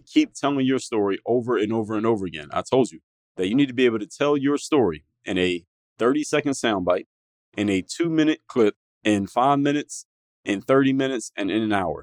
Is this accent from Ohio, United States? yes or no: no; Pennsylvania, United States; now in Miami, United States; I live in Miami, Florida, but being that I'm from Pennsylvania